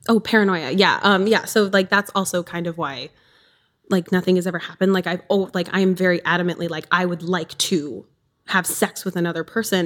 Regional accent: southern Wisconsin, United States; so I'm from Wisconsin, southern Wisconsin. I'm on the border.

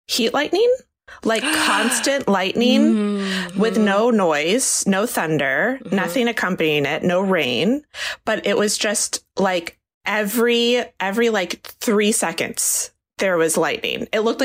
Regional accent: Eastern Shore of Maryland, United States; moved away; I am at home in Maryland where I grew up

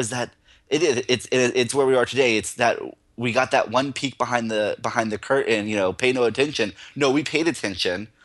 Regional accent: Central Florida, United States; moved away; I grew up in Central Florida, and I somehow moved away

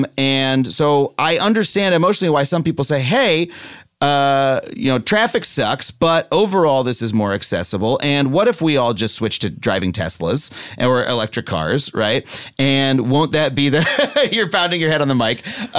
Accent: New York, United States; I'm a New Yorker. I only learned to drive recently.

